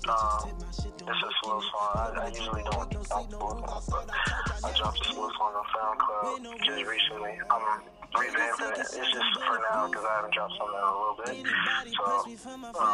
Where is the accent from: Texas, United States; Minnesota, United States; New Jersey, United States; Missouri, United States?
New Jersey, United States; my hometown, New Jersey.